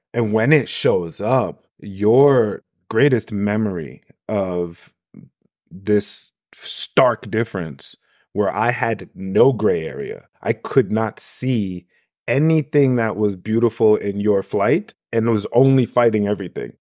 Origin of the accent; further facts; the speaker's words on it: New York, United States; I'm a New Yorker